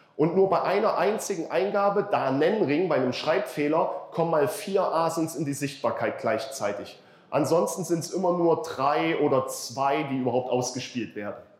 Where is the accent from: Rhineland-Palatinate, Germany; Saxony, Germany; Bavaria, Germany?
Saxony, Germany; ich bin Sachse